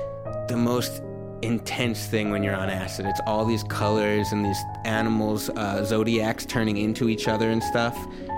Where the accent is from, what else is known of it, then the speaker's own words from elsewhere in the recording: New York, United States; I'm from New York